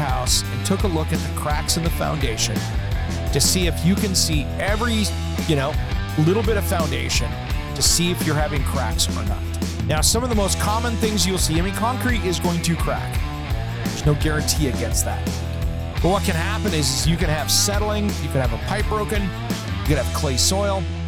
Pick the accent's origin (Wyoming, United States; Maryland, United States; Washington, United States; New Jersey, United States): Washington, United States; Tri-Cities; moved away; my hometown